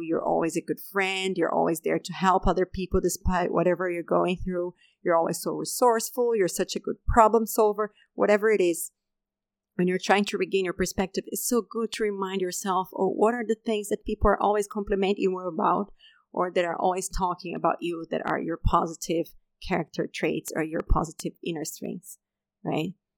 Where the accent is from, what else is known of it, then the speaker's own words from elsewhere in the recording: Brazil; moved away as an adult; also born or lived in Denmark; I had just left my home country, Brazil, and I had moved to Denmark to do my PhD studies.